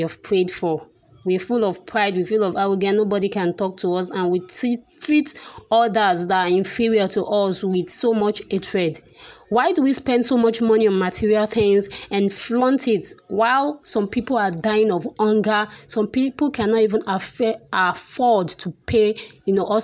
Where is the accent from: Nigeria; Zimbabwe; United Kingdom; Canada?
Nigeria; we are still Nigerian.